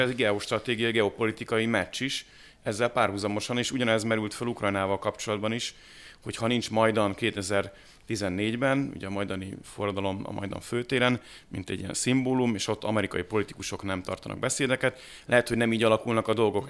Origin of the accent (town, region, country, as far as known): Hungary